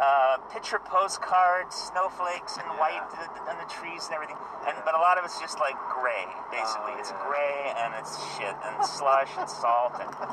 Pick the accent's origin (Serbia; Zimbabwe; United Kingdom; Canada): Canada; Toronto, Ontario; moved away as an adult; also born or lived in Montreal; now in California, United States; I'm from, grew up in Canada.